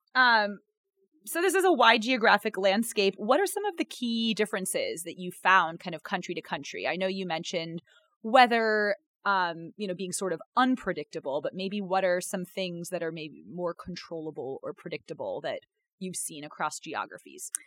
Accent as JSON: {"language": "English", "region": "North Carolina", "country": "United States", "moved": "yes", "lives_now": "Chicago, United States", "said": "I'm from North Carolina"}